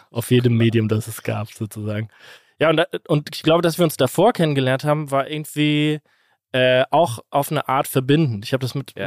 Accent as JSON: {"language": "German", "town": "Kaiserslautern", "region": "Rhineland-Palatinate", "country": "Germany", "tie": "born or raised there", "said": "in Kaiserslautern, meiner Heimatstadt"}